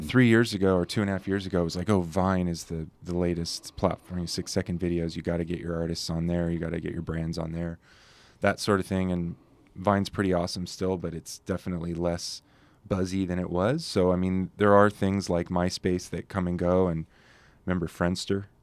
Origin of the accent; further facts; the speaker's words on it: Carlsbad, California, United States; moved away as an adult; now in Santa Barbara, United States; Sean, um, my co-founding partner, and I grew up together down in Carlsbad